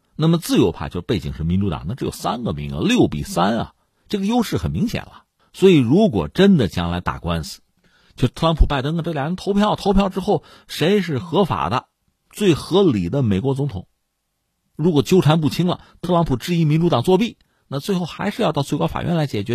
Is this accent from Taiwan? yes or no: no; China; 在这个时候，我们中国人啊，我觉得千万不要被一些漂亮话冲昏了头脑。